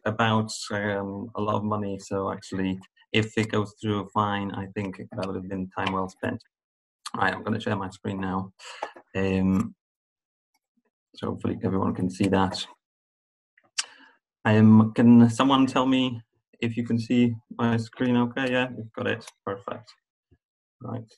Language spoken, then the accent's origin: English; Poland; moved away as an adult; also born or lived in Ireland; I come from Poland